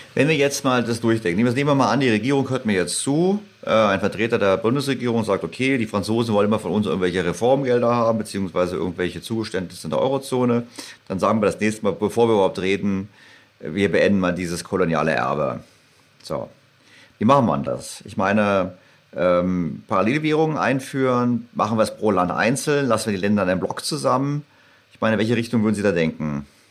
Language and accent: German; Berlin, Germany; also born or lived in St. Gallen; ich als Berliner